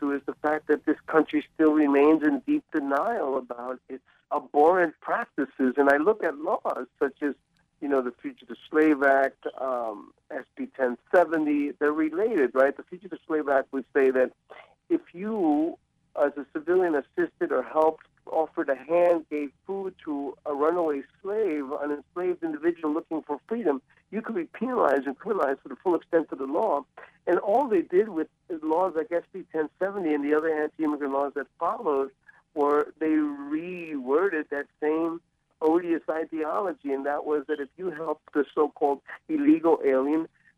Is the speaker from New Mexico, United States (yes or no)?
no; New York City, New York, United States; moved away as an adult; also born or lived in Ecuador / Jersey City; now in New Orleans, United States; I grew up in New York City and in Jersey City